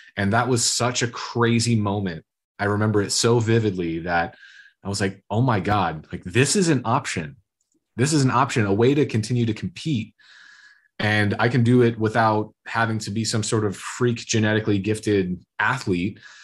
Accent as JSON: {"language": "English", "region": "Iowa", "country": "United States", "tie": "born or raised there", "said": "growing up in Iowa is very blue collar, farmer factory"}